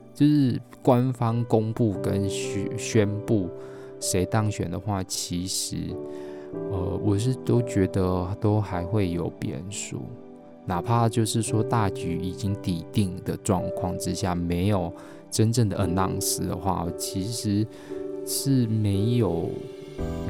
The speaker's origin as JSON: {"language": "Chinese", "country": "Taiwan", "moved": "yes", "said": "我们台湾人"}